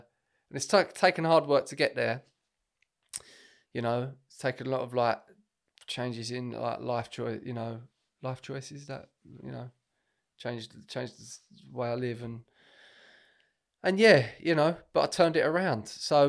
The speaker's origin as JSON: {"language": "English", "country": "United Kingdom", "said": "I'm British Italian."}